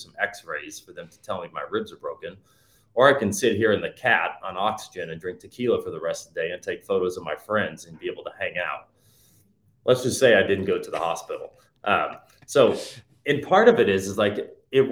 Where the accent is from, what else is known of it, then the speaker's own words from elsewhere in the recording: Dallas, Texas, United States; I grew up in Dallas, Texas